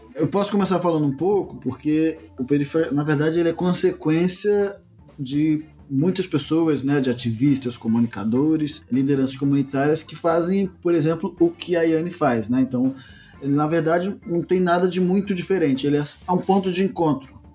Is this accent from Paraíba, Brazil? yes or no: yes; Cacimba de Dentro, Paraíba, Brazil; now in Duque de Caxias, Brazil; sou paraibano, moro no Rio de Janeiro desde os anos